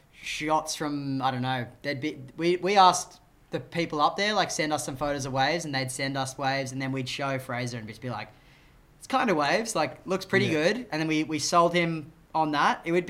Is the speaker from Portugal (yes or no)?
no; Australia; I'm a filmmaker from Australia.